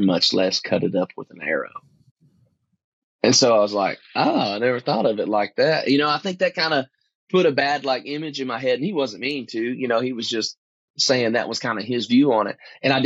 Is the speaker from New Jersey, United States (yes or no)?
no; East Texas, United States; growing up in East Texas is real thick, like really hard cover